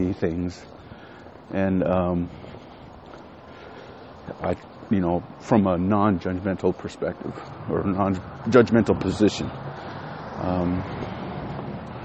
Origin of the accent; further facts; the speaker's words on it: West Texas, United States; moved away; I'm from West Texas.